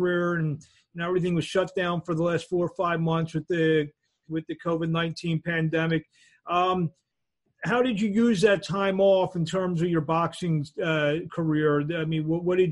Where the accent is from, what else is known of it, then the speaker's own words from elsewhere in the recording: New Jersey, United States; now in Philadelphia, United States; I grew up in South Jersey. That was my area code.